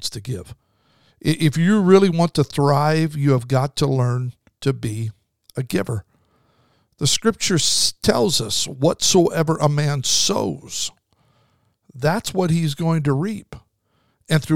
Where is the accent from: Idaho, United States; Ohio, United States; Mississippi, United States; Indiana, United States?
Idaho, United States; I grew up in Idaho, so usually there was snow